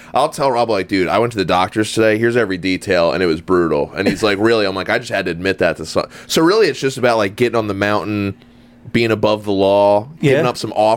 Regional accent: Woodbury Heights, New Jersey, United States; I grew up in Woodbury Heights, New Jersey

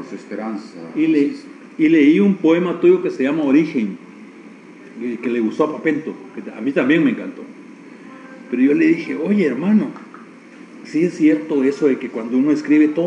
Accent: Guatemala; born there; Entonces mi patria es Nicaragua, la tierra de Rubén Darío, de donde es mi padre, Granada, y mi patria es Guatemala, la tierra de Miguel Ángel Asturias, y mi nación es Guatemala. Entonces tengo dos patrias y una nación.

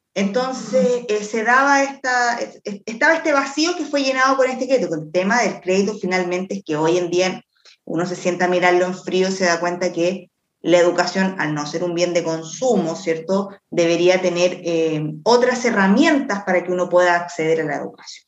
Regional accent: Quilpué, Valparaíso, Chile; Yo soy de Quilpué.

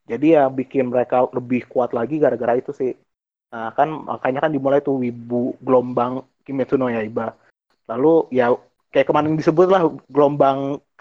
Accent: Indonesia; Kucai, enggak gue di Indonesia.

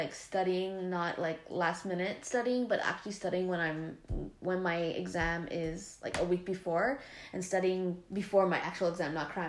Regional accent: Canada; I'm Canadian too

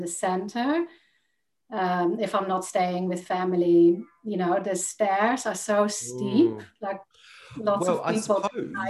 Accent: Netherlands; English is a second language; now in United Kingdom; And when I moved from Holland to the UK, I noticed that people didn't understand ….

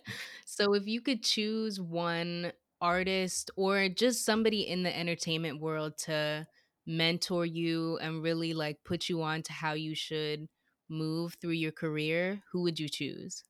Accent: United States; growing up in America

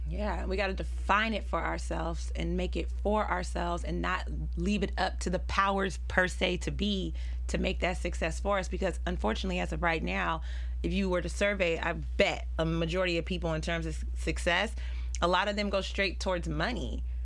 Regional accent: Pittsburg, California, United States; I am from Pittsburgh, California

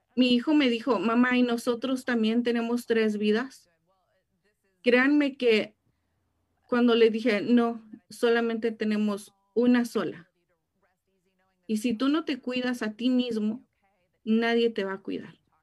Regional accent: Mexico; now in Riverside, United States; cuando mis papás me trajeron a este país, créanme que yo lloré mucho porque yo quería quedarme en mi país

